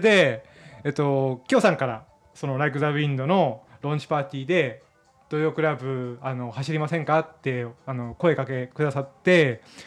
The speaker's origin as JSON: {"language": "Japanese", "region": "Miyazaki", "country": "Japan", "tie": "born or raised there", "moved": "as an adult", "lives_now": "Tokyo, Japan", "said": "出身は宮崎県なんですが、えー、大学、はい、うん、大学進学とともに上京しまして"}